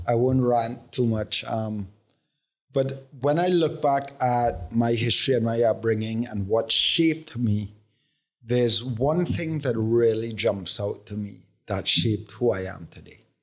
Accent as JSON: {"language": "English", "country": "Trinidad & Tobago", "tie": "born or raised there", "said": "growing up in Trinidad"}